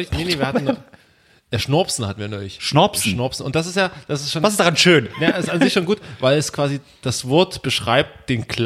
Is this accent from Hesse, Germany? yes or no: yes; Hesse, Germany; Also, ah, ich komme aus Hessen.